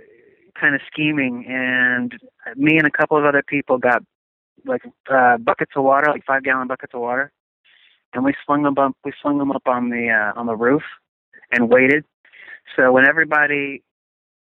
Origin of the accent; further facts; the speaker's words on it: Oklahoma, United States; I'm from Oklahoma